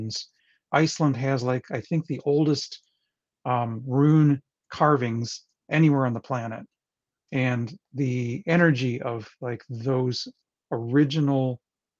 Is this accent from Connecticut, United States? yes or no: no; northern Lower Michigan, United States; I'm from Michigan, way north, not in the Upper Peninsula, but there's a tiny little peninsula on the lower side of Michigan